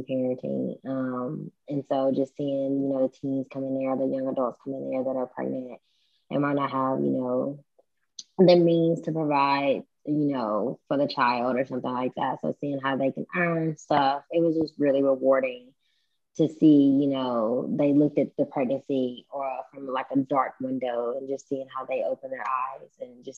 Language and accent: English; West Tennessee, United States; moved away as an adult; So I'm not from the Middle Tennessee area. I'm actually from the West Tennessee area. So I was able to collaborate with my mom back home